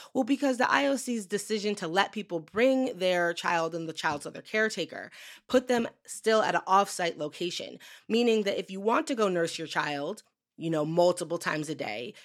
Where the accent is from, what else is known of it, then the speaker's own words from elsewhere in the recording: Western Massachusetts, United States; growing up in Western Massachusetts